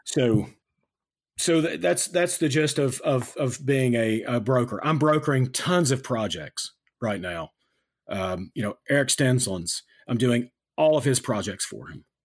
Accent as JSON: {"language": "English", "country": "United States", "said": "I'm an American."}